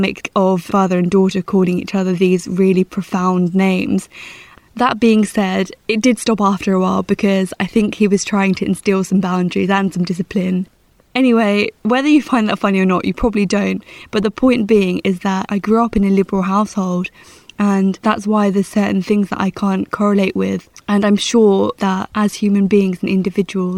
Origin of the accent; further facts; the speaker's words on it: Essex, East of England, United Kingdom; moved away; also born or lived in London; I'd say Essex, or I'd say a seaside town in the southeast, because that's where I grew up.